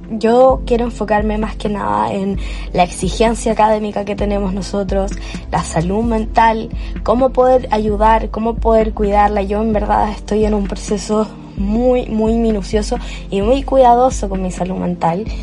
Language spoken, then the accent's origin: Spanish; Chile; para los que se preguntan por mi acento, yo soy chilena, tengo actualmente 19 años